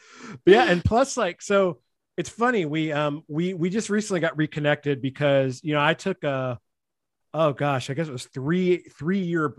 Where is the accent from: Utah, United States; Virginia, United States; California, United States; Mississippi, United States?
Mississippi, United States; I moved here from Mississippi.